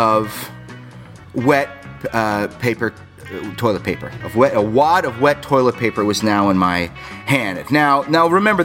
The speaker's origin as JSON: {"language": "English", "region": "South Florida", "country": "United States", "tie": "born or raised there", "also_born_or_lived": "Ozone Park, New York", "said": "I grew up down in South Florida. I was born in New York. I moved down to Florida when I was 5 years old."}